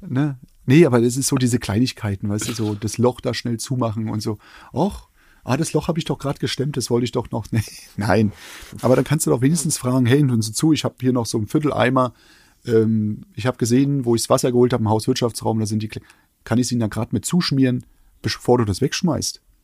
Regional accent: eastern Germany, Germany; ich komme aus dem Osten.

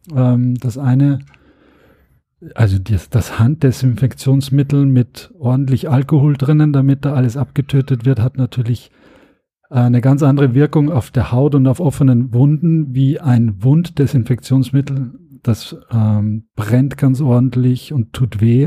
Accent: Austria; now in Germany; auch als Österreicher

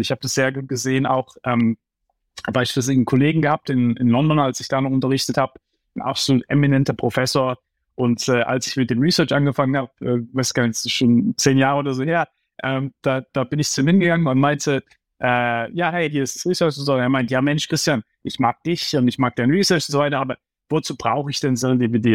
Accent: Heidelberg, Baden-Württemberg, Germany; now in New York, United States; ich bin aufgewachsen im Umfeld, ja, du, du weißt, äh, ich komme aus Heidelberg

